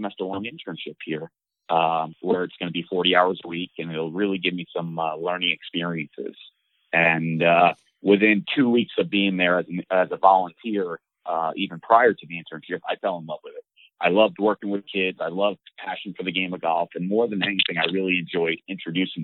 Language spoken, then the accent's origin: English; Long Island, New York, United States; now in Central Florida, United States; I grew up in New York on Long Island